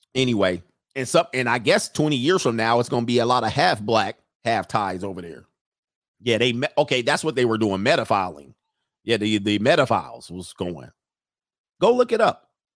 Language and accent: English; United States